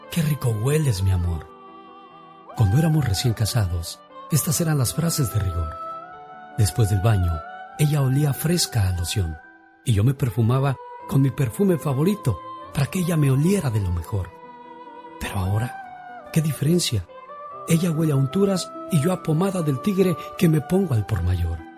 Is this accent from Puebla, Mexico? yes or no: no; Monterrey, Nuevo León, Mexico; moved away; Un día salí de Monterrey, Nuevo León, México, pero Monterrey nunca salió de mí.